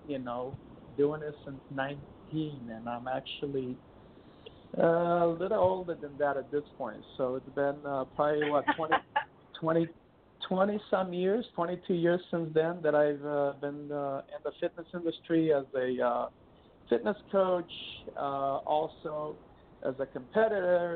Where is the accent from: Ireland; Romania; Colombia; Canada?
Romania; first language Romanian; English is a second language; moved away as an adult; also born or lived in eastern United States; now in California, United States; I'm from Romania.